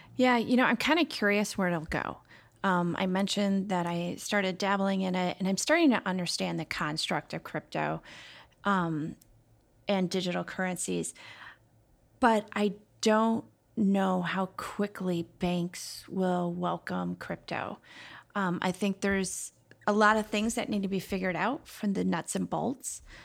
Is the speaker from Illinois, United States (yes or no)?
yes; Chicago, Illinois, United States; now in Minnesota, United States; I grew up in Chicago